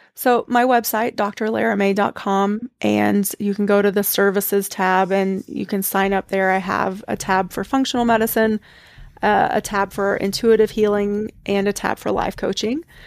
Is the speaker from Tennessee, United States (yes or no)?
yes; East Tennessee, United States; I grew up in the Southern Baptist Church in East Tennessee